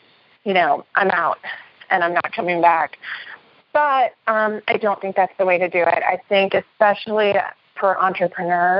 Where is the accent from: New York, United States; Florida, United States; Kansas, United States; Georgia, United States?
New York, United States; New York City; I'm from New York City